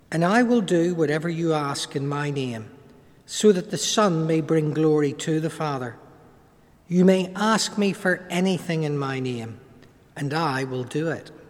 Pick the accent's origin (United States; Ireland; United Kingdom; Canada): Ireland; accent: Irish; from my accent, most of you will pick up the fact that I'm an Irishman. And like most Irishmen, you know, we're academically challenged from time to time.